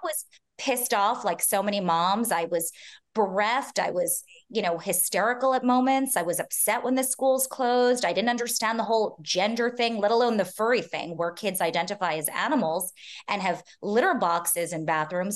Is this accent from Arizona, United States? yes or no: no; New York City, New York, United States; I'm born and raised in Manhattan